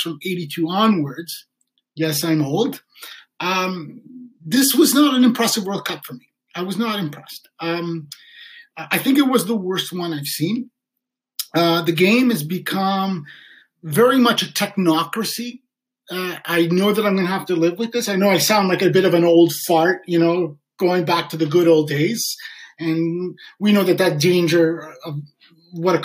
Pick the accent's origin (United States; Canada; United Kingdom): Canada; Sudbury, Ontario; I grew up in Sudbury